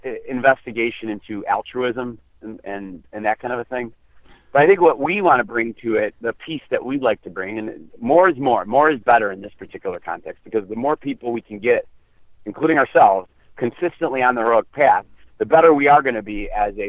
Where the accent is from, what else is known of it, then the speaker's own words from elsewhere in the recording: United States; we come from the American experience